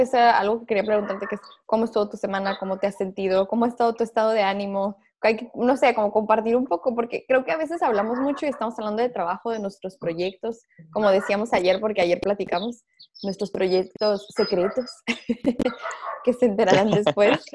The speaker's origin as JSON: {"language": "Spanish", "town": "Tijuana", "region": "Baja California", "country": "Mexico", "said": "nosotros somos de Tijuana, acá es como que, ay, paseo de la escuela, ir a Disney"}